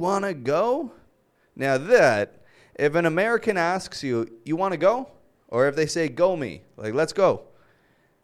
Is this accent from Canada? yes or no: yes; Canada; I'm Canadian